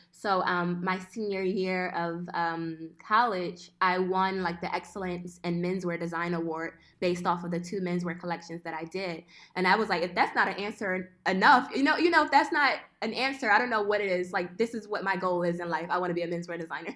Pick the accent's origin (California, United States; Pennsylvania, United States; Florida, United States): Pennsylvania, United States; Philadelphia; moved away as an adult; also born or lived in Italy / Boston; now in Switzerland; I'm originally from West Philadelphia.